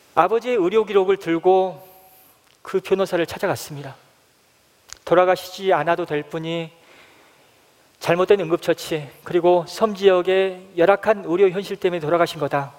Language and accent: Korean; Haenam, South Jeolla, South Korea; moved away; 제 고향은 해남 땅끝 마을에서 배를 타고 30분가량 들어가야 하는 노하도라는 섬입니다